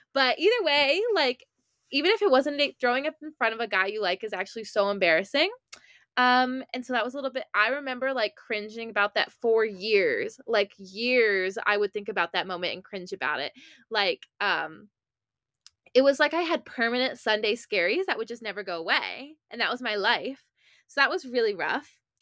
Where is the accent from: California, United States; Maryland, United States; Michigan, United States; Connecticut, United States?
Maryland, United States; I'm from Maryland